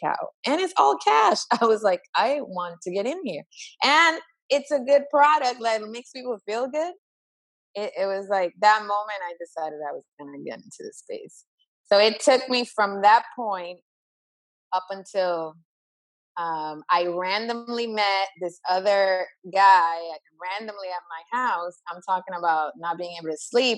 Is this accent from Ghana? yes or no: no; Dominican Republic; moved away; I'm originally from the Dominican Republic